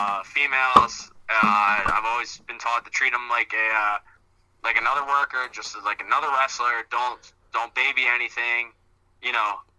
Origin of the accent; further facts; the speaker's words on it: Glassboro, New Jersey, United States; in Glassboro, New Jersey, my hometown